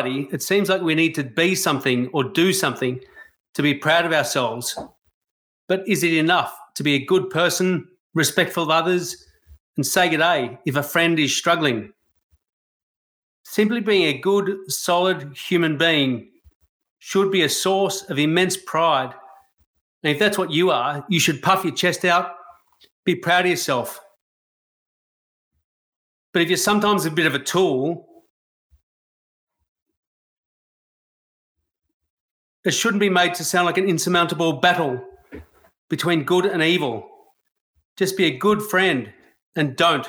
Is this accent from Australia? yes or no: yes; Australia; I love being Australian